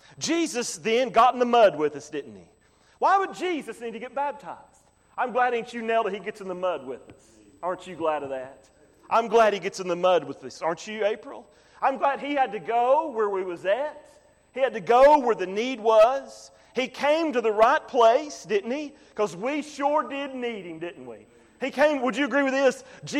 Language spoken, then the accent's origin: English; the hill country of Tennessee, United States; I'm from the hill country of Tennessee.